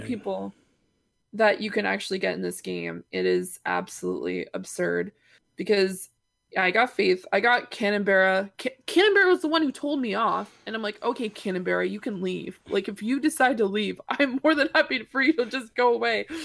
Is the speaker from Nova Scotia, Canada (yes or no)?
yes; Granville Ferry, Nova Scotia, Canada; my hometown